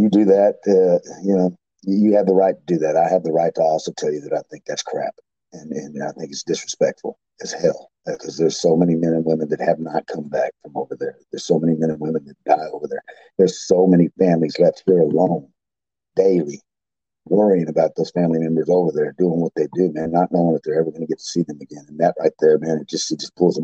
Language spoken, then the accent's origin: English; Fort Hood, Texas, United States; I grew up in Fort Hood, Texas, McLean, Texas, which is right there by it